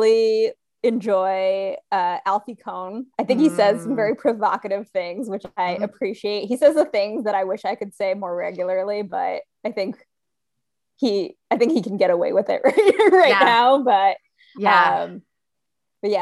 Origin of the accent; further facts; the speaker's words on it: Rhode Island, United States; now in Texas, United States; I grew up in Rhode Island